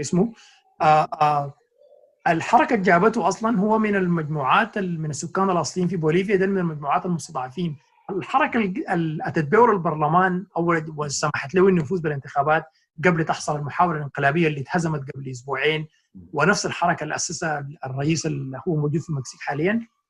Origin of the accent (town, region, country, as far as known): Sudan; now in New York, United States